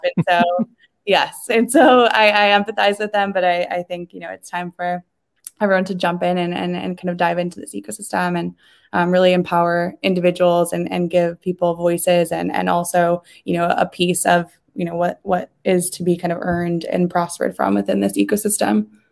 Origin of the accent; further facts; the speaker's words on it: Ohio, United States; I grew up in Ohio